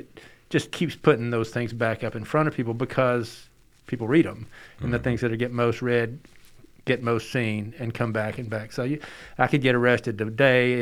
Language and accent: English; Birmingham, Alabama, United States; I was born in April of 1963, just outside Birmingham. My dad was a preacher there, and at Alabaster Methodist Church.